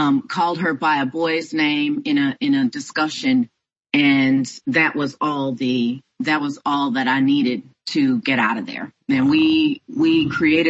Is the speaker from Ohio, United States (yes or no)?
no; Houston, Texas, United States; now in Houston, United States; my hometown of Houston, Texas